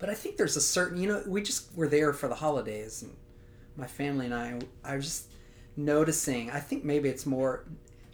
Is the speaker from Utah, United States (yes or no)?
no; Louisiana, United States; I grew up in Louisiana. I went to LSU